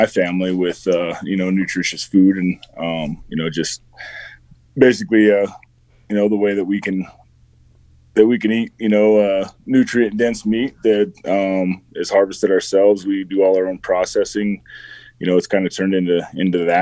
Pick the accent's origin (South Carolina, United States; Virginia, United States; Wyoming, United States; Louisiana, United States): Wyoming, United States; southeast; I grew up in Wyoming and grew up, in a rural ranch community in southeast Wyoming